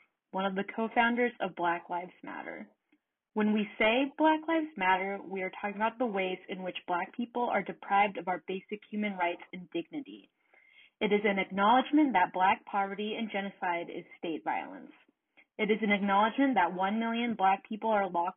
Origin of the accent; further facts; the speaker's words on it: Anchorage, Alaska, United States; moved away as an adult; I grew up in Anchorage pretty much my whole life before coming to Oregon State.